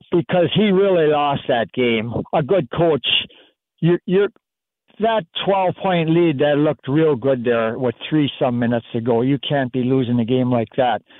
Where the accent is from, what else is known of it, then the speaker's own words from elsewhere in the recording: Wisconsin, United States; now in Dixon, United States; I'm a I'm a cheesehead. I'm from Wisconsin. I'm we mo- mo- live down here